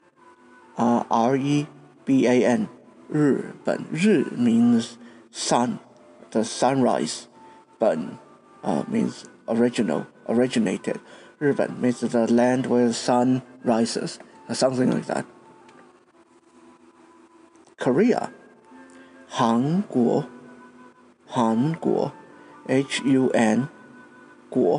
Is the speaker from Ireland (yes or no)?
no; Taiwan; my own country, Taiwan.